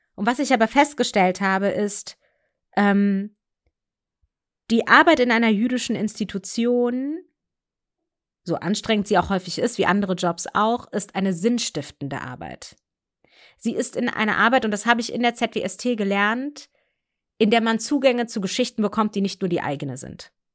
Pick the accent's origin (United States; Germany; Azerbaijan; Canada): Germany; also born or lived in Munich / Frankfurt; in zwei Einheitsgemeinden aufgewachsen in München und in Frankfurt